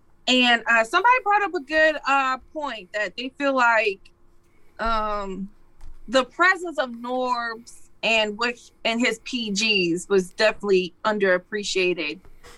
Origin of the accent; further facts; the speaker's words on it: Midwest, United States; y'all know I'm from the Midwest.